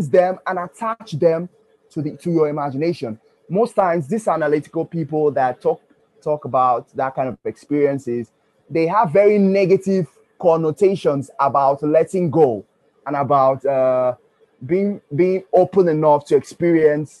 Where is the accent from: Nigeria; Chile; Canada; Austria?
Nigeria; also born or lived in Ughelli; now in Port Harcourt, Nigeria; I'm from Nigeria. And in my secondary school, I was abused a lot